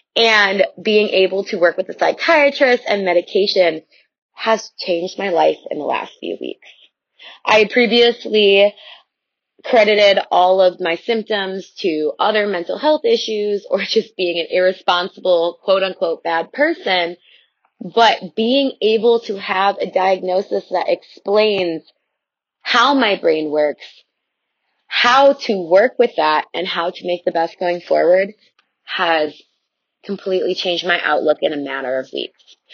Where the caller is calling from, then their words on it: Chicago, Illinois, United States; I'm calling from the Chicagoland area